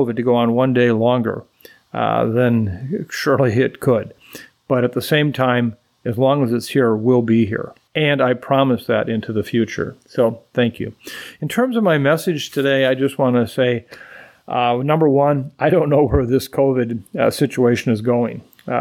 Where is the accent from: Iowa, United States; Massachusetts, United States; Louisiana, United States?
Iowa, United States; Waukon; my hometown of Waukon, Iowa